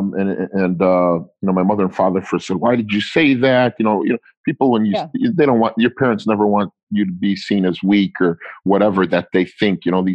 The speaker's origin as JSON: {"language": "English", "country": "United States", "said": "My mother and father are not from this country. They're from Italy. 90% of my relatives are from Italy. They were not born here, but we are American"}